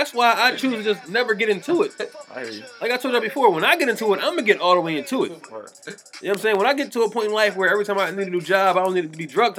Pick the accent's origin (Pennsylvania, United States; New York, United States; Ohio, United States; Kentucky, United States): Pennsylvania, United States; Philadelphia; I'm from West Philly.